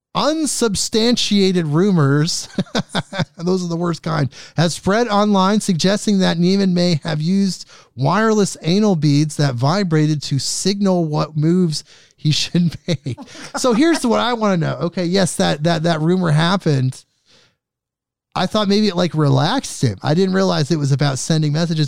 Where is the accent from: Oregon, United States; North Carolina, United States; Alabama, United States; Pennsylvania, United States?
Oregon, United States; my home state here, Oregon.